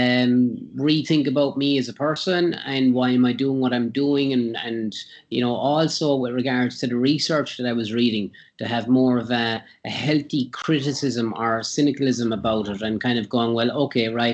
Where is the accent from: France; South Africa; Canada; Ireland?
Ireland; County Cork, Munster; I'm Irish, from County Cork, so I was born and raised there.